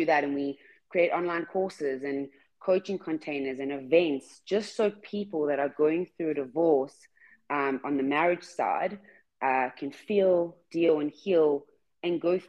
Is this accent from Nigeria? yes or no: no; South Africa; I'm from South Africa